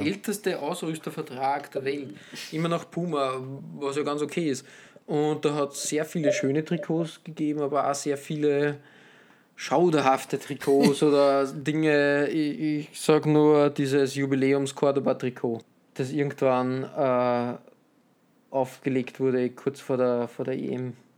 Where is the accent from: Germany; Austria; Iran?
Austria; als Österreicher